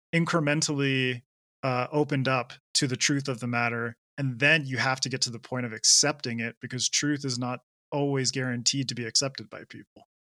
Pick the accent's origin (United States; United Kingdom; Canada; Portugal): Canada; I I grew up in Canada